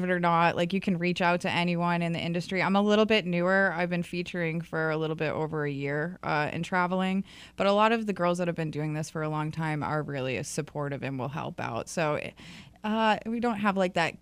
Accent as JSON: {"language": "English", "region": "New Hampshire", "country": "United States", "moved": "yes", "lives_now": "North Carolina, United States", "said": "I came in from North Carolina, but I'm originally from New Hampshire."}